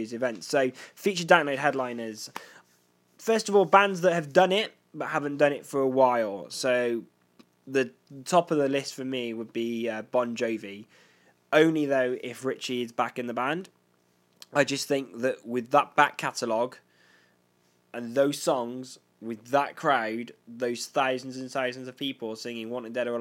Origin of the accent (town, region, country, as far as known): United Kingdom